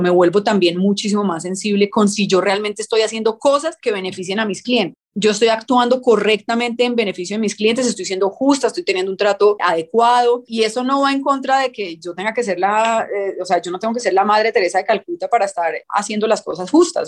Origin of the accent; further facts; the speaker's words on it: Colombia; nosotros como colombianos